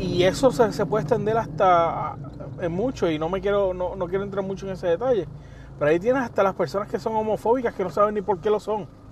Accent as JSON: {"language": "Spanish", "country": "Puerto Rico", "said": "donde quiera que me pare, puedo decir que soy puertorriqueño."}